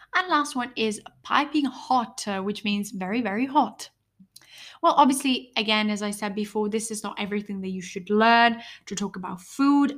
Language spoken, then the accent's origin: English; Italy; I'm from Italy